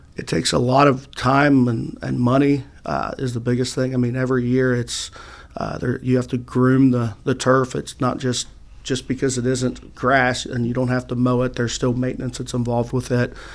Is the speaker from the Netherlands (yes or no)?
no; Noble County, Ohio, United States; went back to my hometown to uh, Shenandoah High School